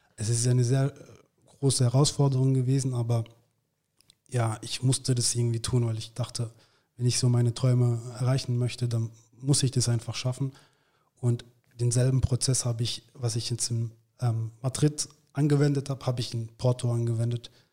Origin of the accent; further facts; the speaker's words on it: Gaggenau, Baden-Württemberg, Germany; moved away as an adult; also born or lived in Freiburg; now in Munich, Germany; in Gaggenau aufgewachsen, das ist ungefähr 15 Minuten von, von, von Baden-Baden